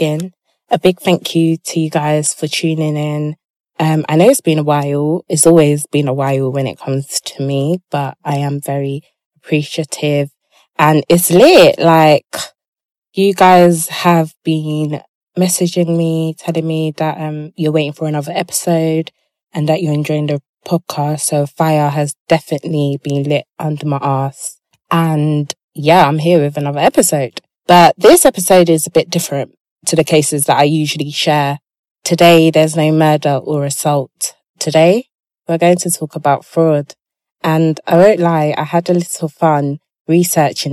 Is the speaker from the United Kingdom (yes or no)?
yes; England, United Kingdom; accent: English; my accent is just too brothelized. Yeah, basically it's too English.